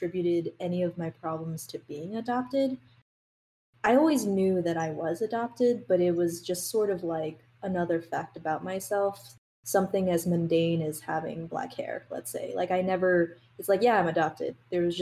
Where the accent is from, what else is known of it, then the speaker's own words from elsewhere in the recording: New York, United States; also born or lived in Nanjing, Jiangsu, China; I grew up in New York